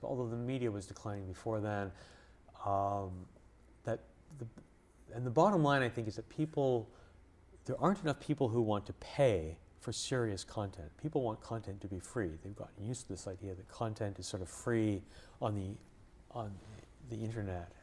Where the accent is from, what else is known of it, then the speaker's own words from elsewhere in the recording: Montreal, Quebec, Canada; now in United States; I grew up in Montreal, in Canada